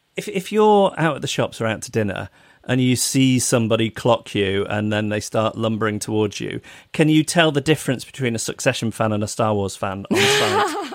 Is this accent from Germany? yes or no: no; United Kingdom; as a British person